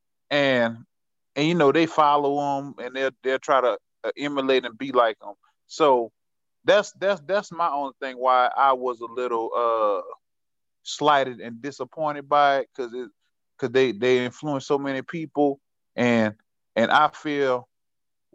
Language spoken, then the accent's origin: English; Marrero, Louisiana, United States; I'm from Marrero